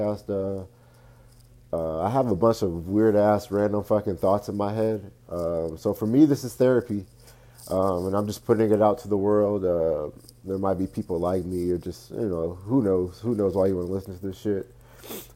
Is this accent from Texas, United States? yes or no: yes; Fort Worth, Texas, United States; Born and raised in Fort Worth, Texas, the west side of Fort Worth, Texas, to be exact.